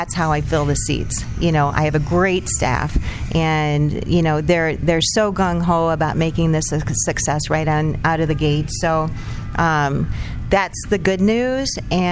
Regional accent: Eldridge, Iowa, United States; I was born and raised in Eldridge

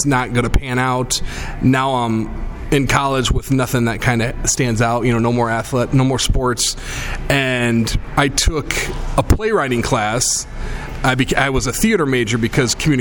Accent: United States; I grew up in the Quad Cities.

